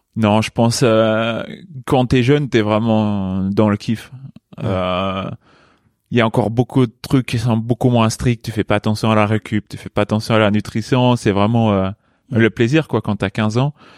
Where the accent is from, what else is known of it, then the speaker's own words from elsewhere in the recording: Luxembourg; moved away as an adult; also born or lived in Chambéry, France; À 18 ans, je suis parti du Luxembourg pour mhm. aller à Chambéry